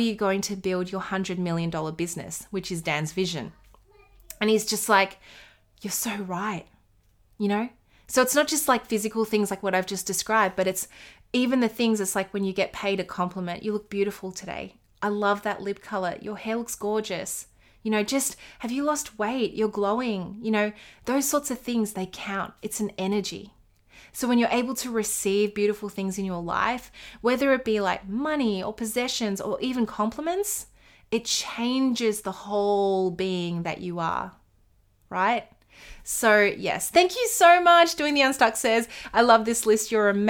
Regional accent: Australia; Where are you from? I'm from Australia.

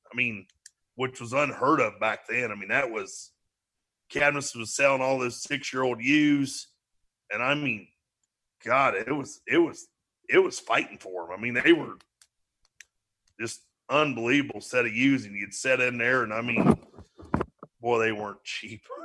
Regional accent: DeGraff, Ohio, United States; we're from DeGraff, Ohio

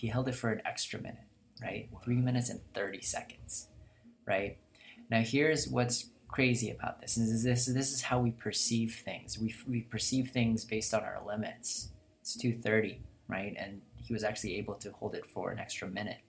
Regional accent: Philippines; English is a second language; moved away; I'm from Philippines

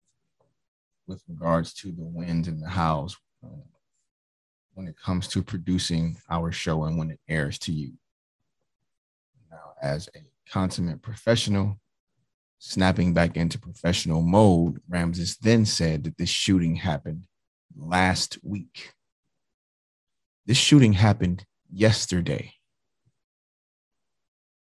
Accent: Detroit, Michigan, United States; I grew up in Detroit, Michigan.

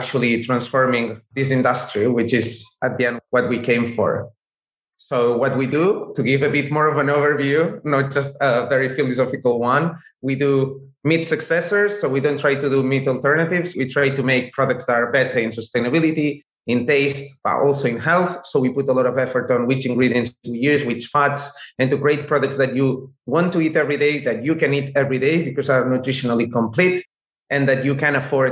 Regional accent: Barcelona, Catalonia, Spain; we are from Barcelona. We are from Spain.

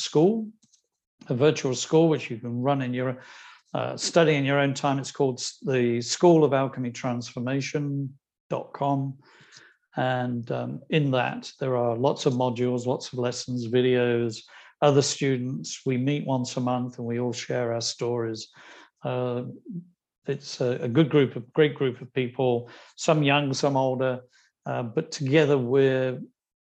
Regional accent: Ireland; I'm Irish

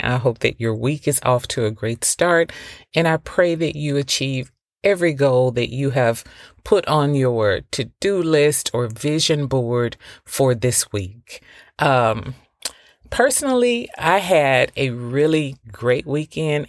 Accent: the South, United States; moved away; I'm from the South

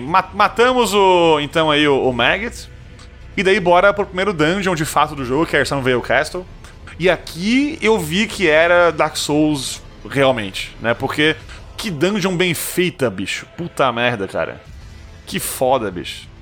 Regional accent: Brazil; eu sou brasileiro

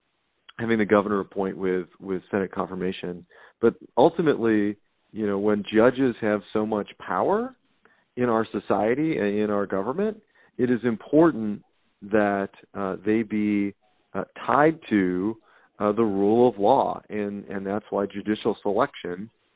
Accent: Wisconsin, United States; my home state of Wisconsin

